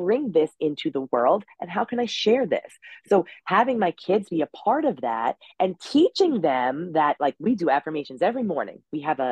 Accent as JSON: {"language": "English", "area": "Long Island", "region": "New York", "country": "United States", "said": "I'm from New York. That's the Long Island."}